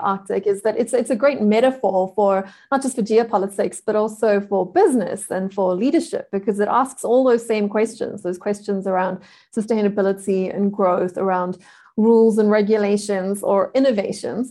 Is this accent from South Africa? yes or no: yes; South Africa; I am a South African.